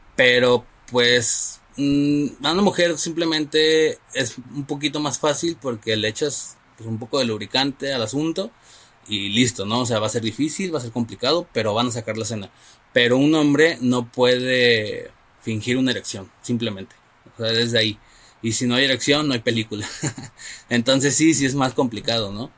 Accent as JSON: {"language": "Spanish", "town": "Guadalajara", "region": "Jalisco", "country": "Mexico", "said": "la ciudad de donde yo soy"}